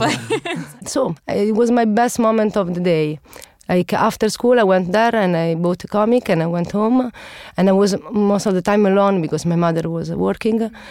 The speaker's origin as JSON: {"language": "English", "town": "Naples", "region": "Campania", "country": "Italy", "said": "I come from Naples and, uh, my city is really superstitious"}